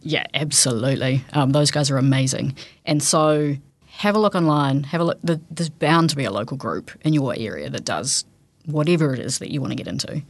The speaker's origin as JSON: {"language": "English", "town": "Te Anau", "region": "Southland", "country": "New Zealand", "tie": "born or raised there", "said": "I grew up in Teano"}